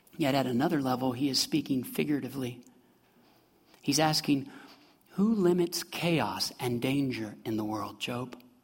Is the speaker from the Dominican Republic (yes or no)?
no; Midwest, United States; moved away as an adult; I'm from the Midwest